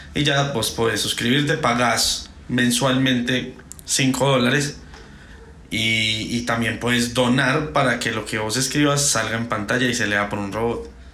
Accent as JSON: {"language": "Spanish", "country": "Colombia", "said": "yo soy un puto colombiano"}